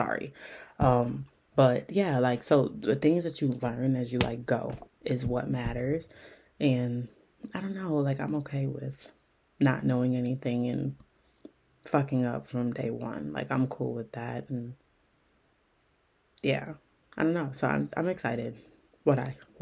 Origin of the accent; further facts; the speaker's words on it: Milwaukee, Wisconsin, United States; I'm from Milwaukee